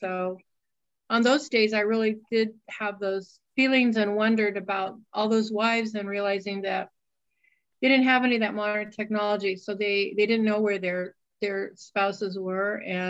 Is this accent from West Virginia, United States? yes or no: no; Arizona, United States; I grew up in Arizona and I was aware of the problems at the border.